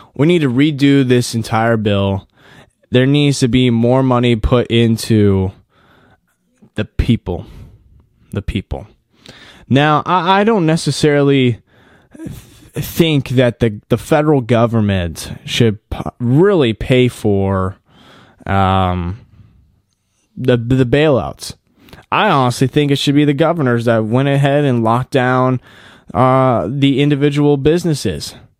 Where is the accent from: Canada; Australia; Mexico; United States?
United States; us as American citizens